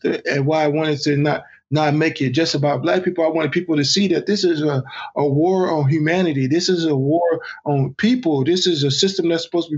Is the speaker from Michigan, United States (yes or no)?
no; Texas, United States; growing up in Texas and seeing the racial lines as a child